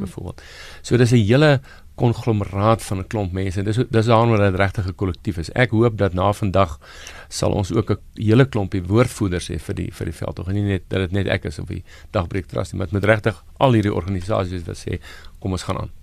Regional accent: South Africa; Ek is 'n Suid-Afrikaner want ek is stadkundig deel van hierdie land

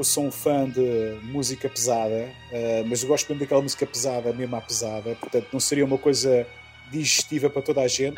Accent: Lisbon, Portugal; moved away as an adult; now in Czech Republic; em Lisboa, por exemplo, que eu sou, sou lisboeta

